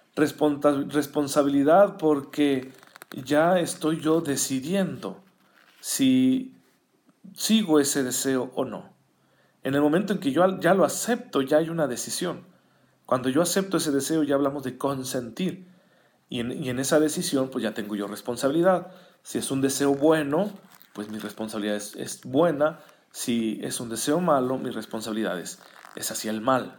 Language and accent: Spanish; Saucillo, Chihuahua, Mexico; now in Chihuahua, Mexico; Saucillo, que es mi tierra natal